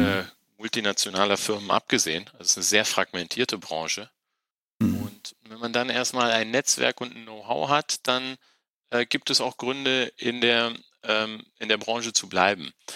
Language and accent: German; Wolfenbüttel, Lower Saxony, Germany; moved away as an adult; also born or lived in Tehran, Iran / Rhine-Main region; Bin dann in der in Norddeutschland aufgewachsen, in einer kleinen Stadt namens Wolfenbüttel